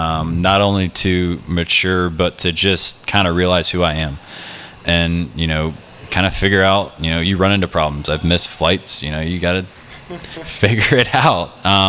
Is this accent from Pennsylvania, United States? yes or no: no; Birmingham, Alabama, United States; moved away; also born or lived in South Carolina; When I grew up in Birmingham